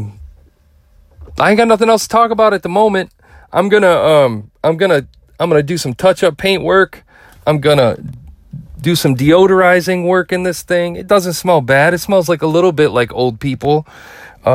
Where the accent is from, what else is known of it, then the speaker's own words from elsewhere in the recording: Midwest, United States; I'm from the Midwest and we're fair to everybody.